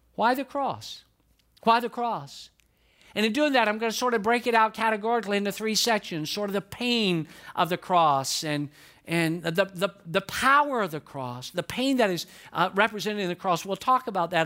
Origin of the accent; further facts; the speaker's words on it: Atlanta, Georgia, United States; moved away as an adult; now in Lakeland, United States; I grew up in Atlanta, Georgia